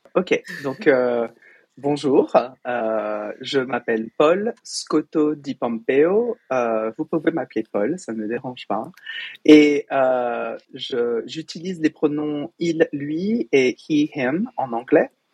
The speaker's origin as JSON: {"language": "French", "town": "Fontenay-sous-Bois", "region": "Île-de-France", "country": "France", "tie": "born or raised there", "also_born_or_lived": "Paris / Boston", "moved": "as an adult", "lives_now": "United States", "said": "j'ai grandi au Val de Fontenay, à Fontenay-sous-Bois, dans le 94, à l'est de Paris"}